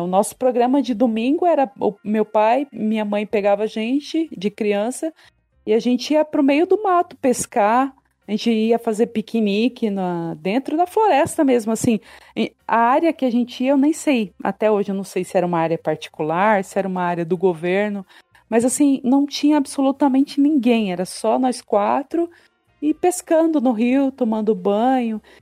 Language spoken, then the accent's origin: Portuguese; Ariquemes, Rondônia, Brazil; accent: caipira; moved away as an adult; now in São Paulo, Brazil; Eu nasci na cidade de Ariquemes, é, no ano de 1984